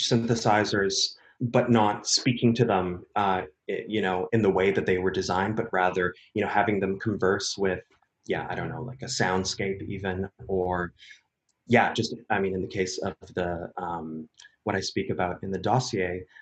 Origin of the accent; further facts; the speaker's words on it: Vancouver, British Columbia, Canada; moved away as an adult; also born or lived in Berlin / United States; I'm born and raised in Vancouver, Canada, which is where I am right now